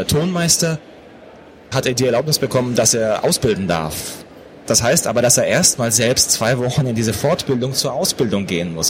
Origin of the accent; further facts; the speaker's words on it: Pforzheim, Baden-Württemberg, Germany; Ich bin auch in Pforzheim groß geworden.